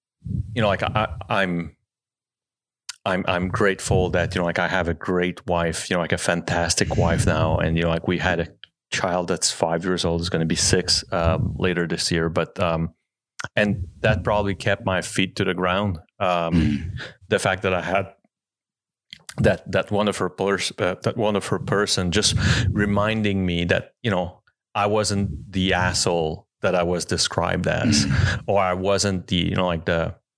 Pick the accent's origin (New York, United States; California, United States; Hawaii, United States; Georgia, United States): California, United States; born or raised there; now in Utah, United States